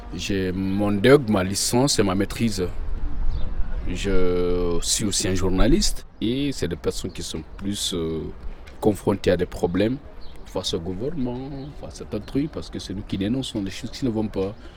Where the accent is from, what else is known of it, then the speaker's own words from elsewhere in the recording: Guinea; moved away as an adult; now in Lyon, France; Je viens de Guinée-Conakry. Moi, suis mon septième mois de Lyon.